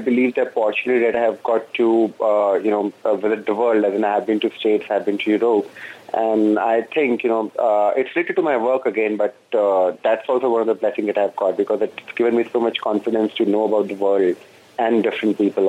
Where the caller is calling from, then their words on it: Delhi, India; I'm calling from Delhi.